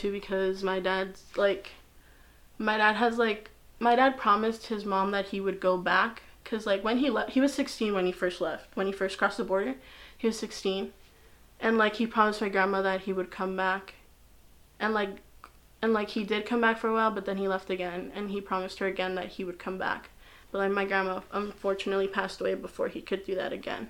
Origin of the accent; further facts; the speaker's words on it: United States; I'm just so used to the American society and standards that it's like, I am American without the proper documentation